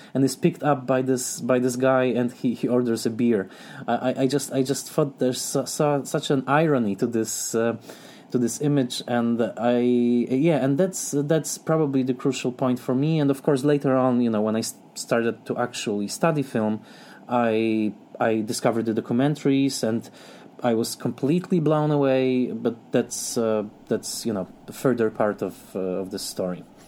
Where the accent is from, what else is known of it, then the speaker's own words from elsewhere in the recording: southern Poland, Poland; English is a second language; I grew up in the south of Poland